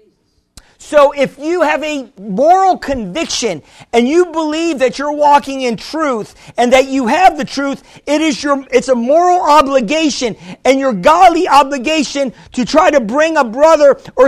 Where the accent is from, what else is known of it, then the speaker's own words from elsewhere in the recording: New York, United States; I'm a New Yorker